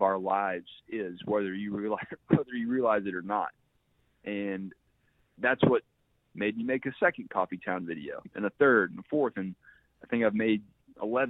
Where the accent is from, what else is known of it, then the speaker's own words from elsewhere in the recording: Georgia, United States; growing up in Georgia